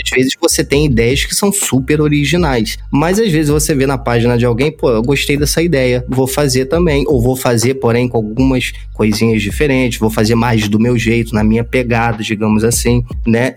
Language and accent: Portuguese; Rio de Janeiro, Brazil; eu sou do Rio de Janeiro